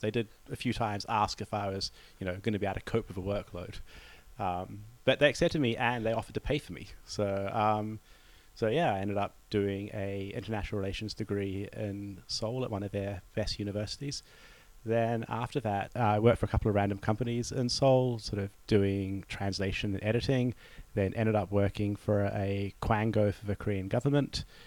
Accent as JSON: {"language": "English", "country": "New Zealand", "moved": "yes", "said": "as a New Zealander"}